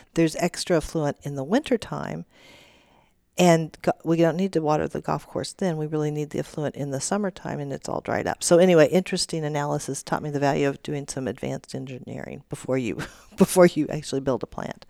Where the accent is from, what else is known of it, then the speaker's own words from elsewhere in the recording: Warsaw, Missouri, United States; now in Kansas, United States; I was born and raised in Warsaw, Missouri, which is southwest Missouri